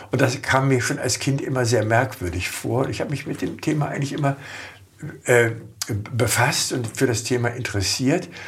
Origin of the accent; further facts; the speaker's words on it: Hanover, Lower Saxony, Germany; Ich komme aus Hannover, aus einem Pfarrhaus. Mein Vater war Superintendent von Hannover-Linden, ein sehr großer Kirchenkreis.